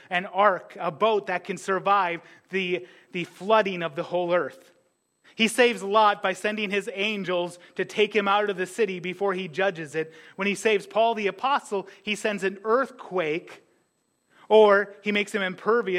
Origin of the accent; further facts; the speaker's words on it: United States; as an American